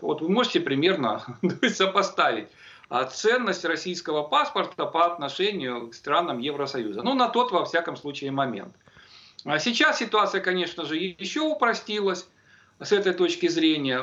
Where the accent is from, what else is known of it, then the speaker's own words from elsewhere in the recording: Kyiv, Ukraine; moved away as an adult; also born or lived in Crimea; я родился в Киеве, да, у меня в Киеве и обучение прошло